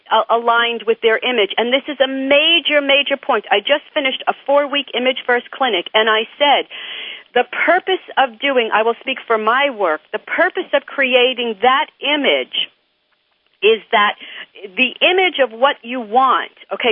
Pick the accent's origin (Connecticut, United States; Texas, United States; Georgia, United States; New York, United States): New York, United States; I'm from New York.